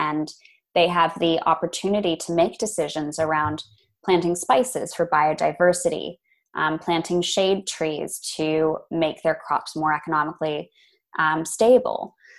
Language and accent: English; Los Angeles, California, United States; also born or lived in Boston, United States; I didn't grow up among farms, and I think that's where the fascination came from. I grew up in Los Angeles. Very big Lovely. City, and then moved to Boston, another big city.